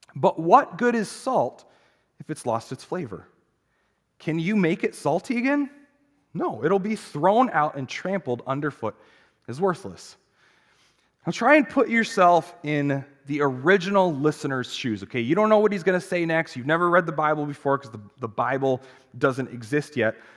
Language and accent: English; United States; as an American Christian culture, those of us who are Christians